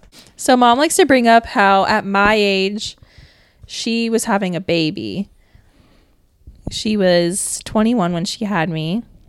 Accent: Sunshine State, Florida, United States; moved away; we live in we're from the Sunshine State.

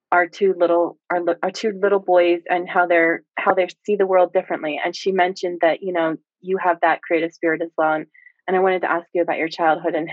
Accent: Lower Bucks County, Pennsylvania, United States; I grew up um in Lower Bucks

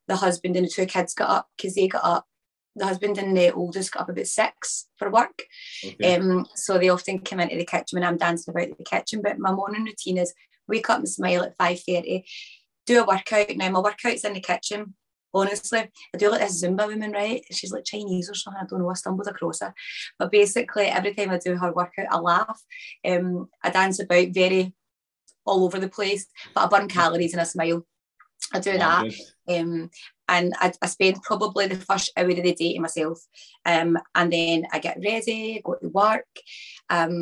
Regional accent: Chapelhall, Scotland, United Kingdom; also born or lived in England; I was born in England and I moved to Scotland when I was about 5, my nan and papa

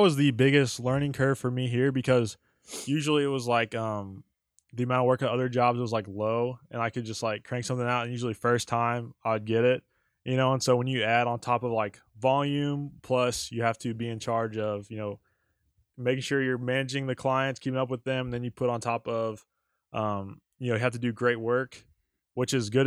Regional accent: Altus, Oklahoma, United States; moved away; I grew up in Southwest Oklahoma, uh, Altus, Oklahoma.

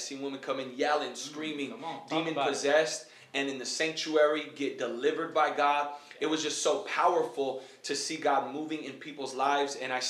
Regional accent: San Jose, California, United States; moved away as an adult; also born or lived in New York / Texas; I was born and raised in San Jose, California.

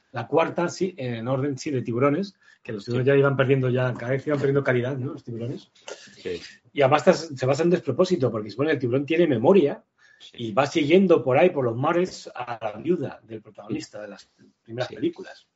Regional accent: Madrid, Community of Madrid, Spain; yo vivía, en mi infancia vivía en Usera.

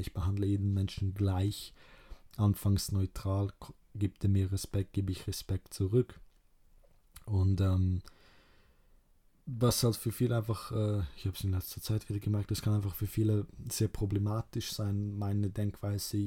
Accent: Kruševac, Rasina District, Serbia; moved away; ich komme, ursprünglich aus Ser Serbien ähm, und aus 1371. Da wurde die Stadt gebaut, also ich komme äh, aus Kruschewac, heißt die Stadt

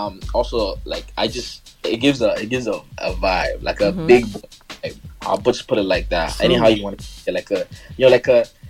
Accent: Nigeria; I'm from Nigeria

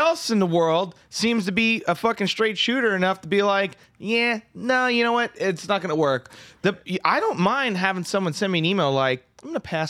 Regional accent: New York, United States; And I'm from New York.

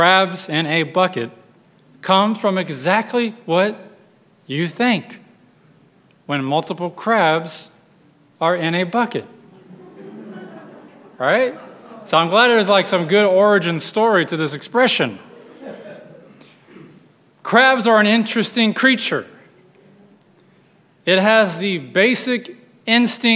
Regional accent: West Texas, United States; grew up in West Texas where the only crabs we saw were on the buffet at our local restaurant

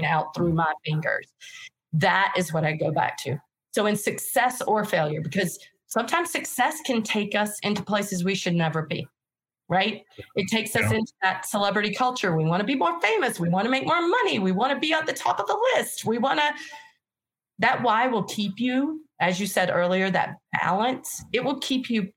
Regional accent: North Carolina, United States; moved away; I'm originally from North Carolina. I don't even speak English normal

